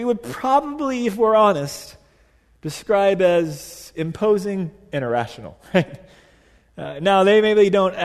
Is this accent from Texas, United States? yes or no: yes; Dallas, Texas, United States; I grew up in Dallas, Texas at a private Catholic all-guy high school